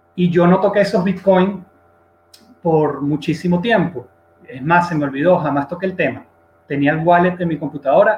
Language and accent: Spanish; Venezuela; yo soy un venezolano de 34 años